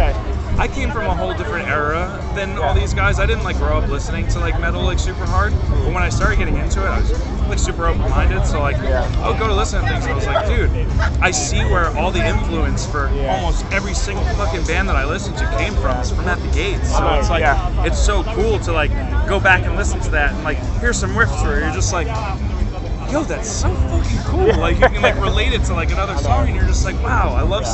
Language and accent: English; Long Island, New York, United States; now in Charlotte, United States; I grew up in Long Island, New York